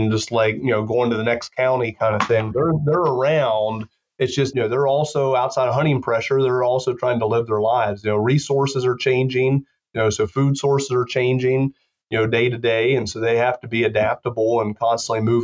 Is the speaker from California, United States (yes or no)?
no; South Central Pennsylvania, United States; moved away as an adult; also born or lived in Mississippi / Georgia; now in Lincoln, Nebraska, United States; Grew up in South Central Pennsylvania and went to Penn State